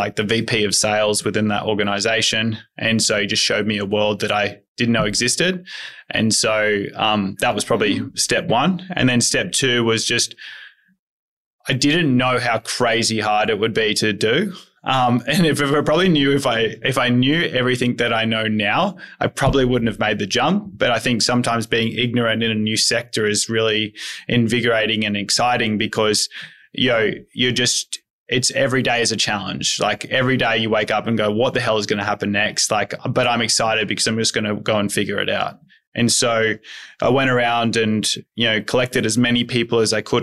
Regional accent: outside of Coffs Harbour, New South Wales, Australia; Outside of Coffs Harbour.

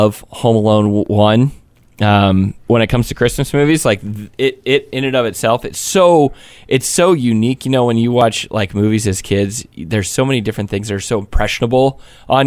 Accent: Florida, United States; moved away; I was born in Florida

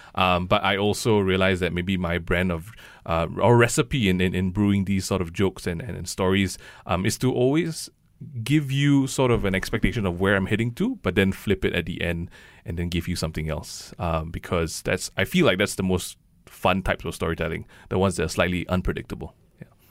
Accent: Malaysia; I grew up in Malaysia

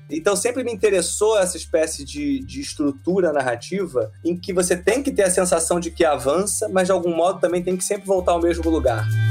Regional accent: Rio de Janeiro, Brazil; Eu sou carioca, né? E eu venho de uma família de classe média baixa, que nasceu no subúrbio do Rio, nasci no subúrbio do Rio de Janeiro

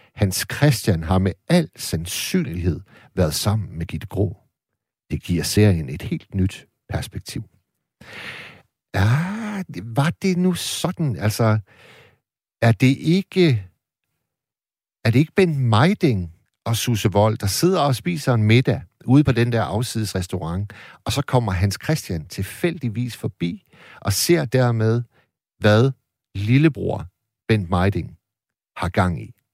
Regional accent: Hirtshals, North Denmark Region, Denmark; i Hirtshals, hvor jeg er vokset op

